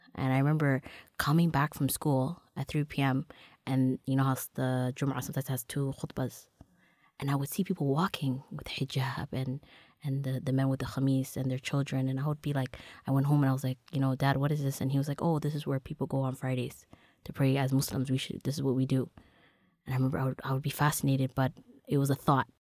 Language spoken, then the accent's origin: English; Toronto, Ontario, Canada; Growing up in Toronto, you know, born and raised in Dixon